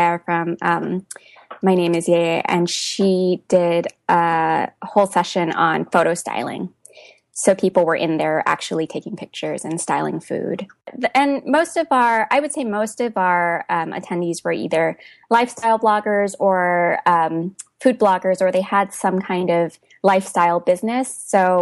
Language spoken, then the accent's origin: English; Hawaii, United States; moved away as an adult; also born or lived in Portland, Oregon; now in Massachusetts, United States; But I'm originally from Hawaii. I moved to Massachusetts for graduate school, and then for 2 years, I lived in Portland, Oregon.